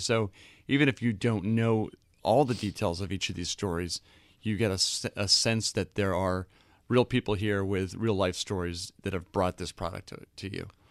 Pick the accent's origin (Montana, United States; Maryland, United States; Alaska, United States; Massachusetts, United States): Massachusetts, United States; Boston; moved away; also born or lived in London; I grew up in Boston